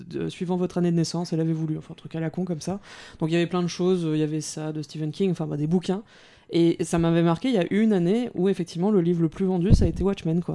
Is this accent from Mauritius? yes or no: yes; Mauritius; moved away as an adult; also born or lived in France; je suis mauricienne, donc je viens de l'île Maurice. J'arrive en France pour faire mes, mes, études à la Sorbonne